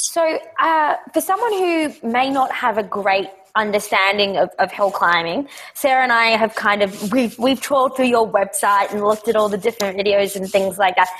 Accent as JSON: {"language": "English", "country": "Australia", "said": "I'm Australian"}